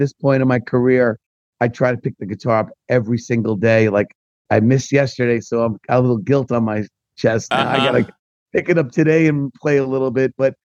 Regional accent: New York area, United States; accent: East Coast

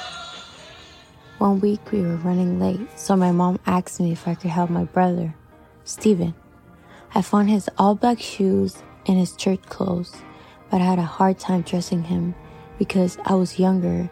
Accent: Honduras; English is a second language; now in Boston, United States; we still lived in Honduras

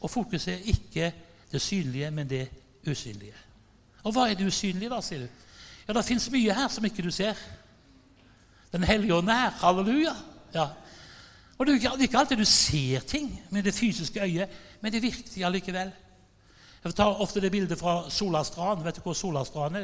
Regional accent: Haugesund, Rogaland, Norway; Jeg er fra Haugesund

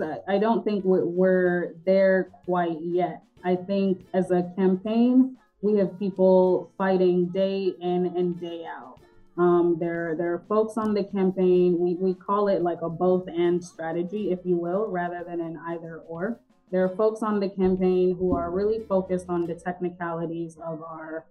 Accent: Atlanta, Georgia, United States; also born or lived in The Gambia; I grew up in Northeast Atlanta on Buford Highway

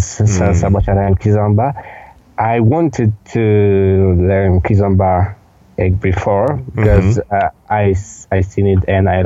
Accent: Lublin, Lublin Voivodeship, Poland; I come from Lublin, Poland

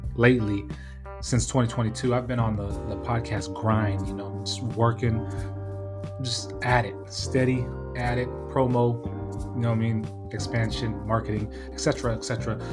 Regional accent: California, United States; moved away; also born or lived in Washington State; I'm from Cali

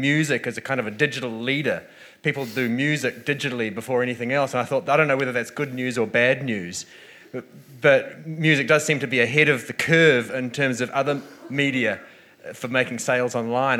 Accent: North Island, New Zealand; I'm from the North Island

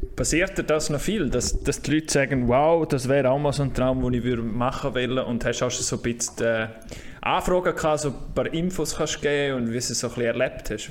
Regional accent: Graubünden, Switzerland; Aber wir Bündner

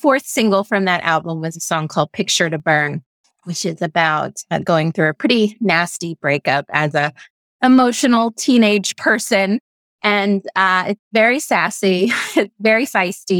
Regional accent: Texas, United States; I grew up in Texas

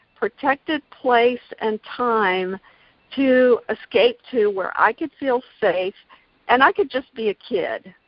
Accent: Gainesville, Florida, United States; also born or lived in Jacksonville, Florida; grew up in the Gainesville area

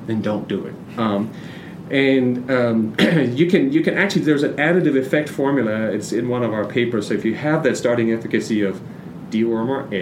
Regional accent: Denmark; moved away; I'm from Denmark

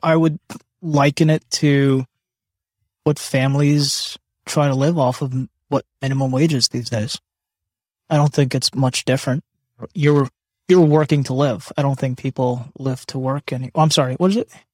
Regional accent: Canada; I was born in Canada

